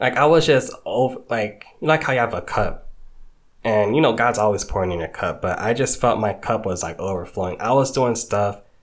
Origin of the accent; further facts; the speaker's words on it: Georgia, United States; also born or lived in New York / Haiti (ancestry); So I grew up in Georgia, went to Georgia State, graduated 2019.